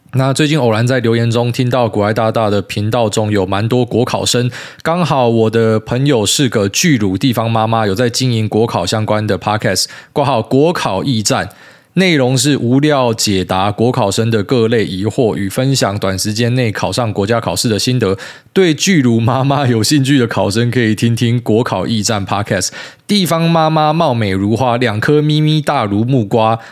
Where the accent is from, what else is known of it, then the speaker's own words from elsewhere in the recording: Miaoli County, Taiwan; 我们在苗栗长大啊